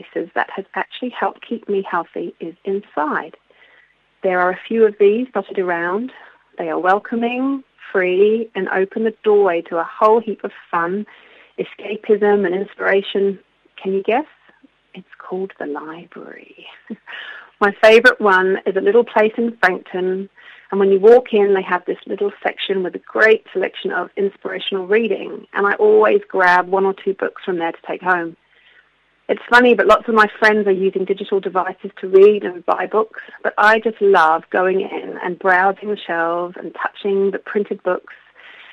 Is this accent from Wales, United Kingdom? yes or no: no; London, United Kingdom; now in Queenstown, New Zealand; I'm originally from London, but have been living in this beautiful part of the world for over 20 years now, so I do consider myself a Kiwi